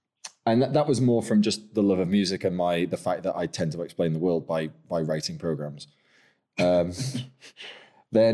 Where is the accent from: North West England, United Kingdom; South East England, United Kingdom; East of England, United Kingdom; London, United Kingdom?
North West England, United Kingdom; Lancaster; moved away; also born or lived in York; I'm actually from Lancaster, from the other Rose. So a bit of a traitor to my birthplace, really.